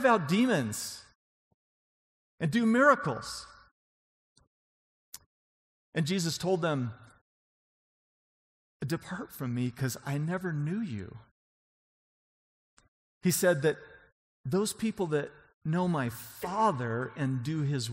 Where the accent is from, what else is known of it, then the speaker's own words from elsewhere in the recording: on the Idaho border, Washington, United States; now in Colorado, United States; I'm from Washington State, right on the Idaho border.